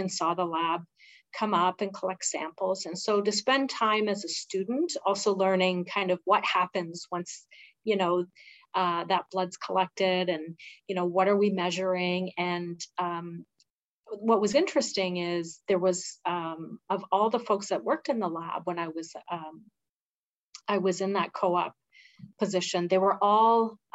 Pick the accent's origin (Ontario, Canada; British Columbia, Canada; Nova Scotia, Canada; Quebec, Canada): Ontario, Canada; Blind River; moved away as an adult; also born or lived in Sault Ste. Marie, Canada; now in Sudbury, Canada; I grew up in a very rural community